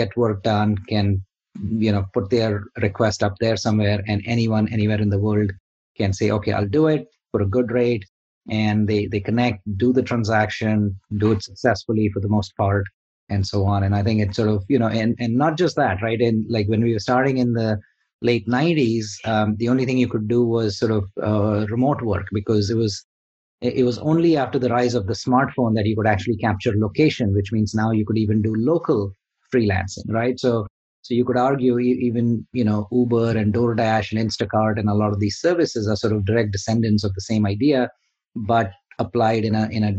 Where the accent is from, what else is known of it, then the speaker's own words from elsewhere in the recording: India; moved away; I'm originally from India. So coming from India